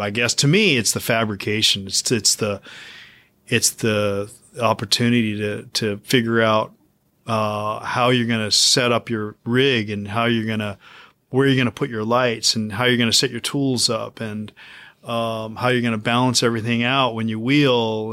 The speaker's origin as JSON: {"language": "English", "town": "Lodi", "region": "California", "country": "United States", "tie": "born or raised there", "said": "I grew up in Lodi, which is where our shop is"}